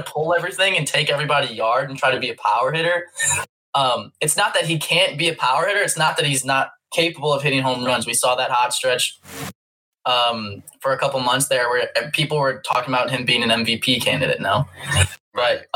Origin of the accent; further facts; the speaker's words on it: St. Louis, Missouri, United States; St. Louis, maybe this is just like my hometown bias